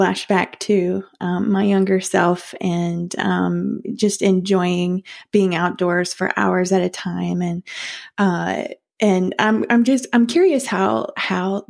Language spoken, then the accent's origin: English; Kentucky, United States; now in Charleston, United States; I grew up in Kentucky